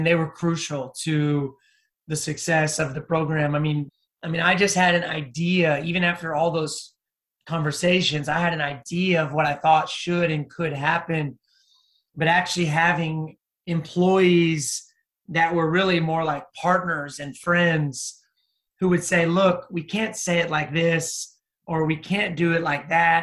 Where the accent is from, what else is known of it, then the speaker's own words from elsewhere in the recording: United States; I'm an American